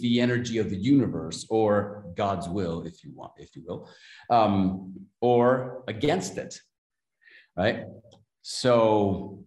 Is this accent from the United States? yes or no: no; Mexico City, Mexico; I'm from Mexico City, Mexico